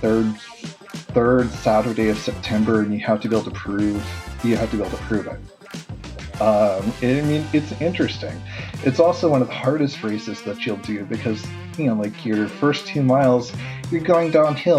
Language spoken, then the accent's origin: English; South Dakota, United States; now in Ohio, United States; I'm originally from South Dakota